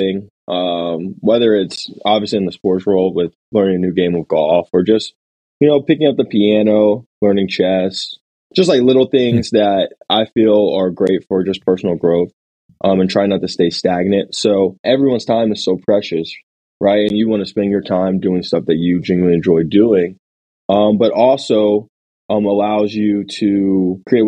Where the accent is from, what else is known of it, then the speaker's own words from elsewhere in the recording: Alpharetta, Georgia, United States; So I grew up in Alpharetta, Georgia, just outside the city.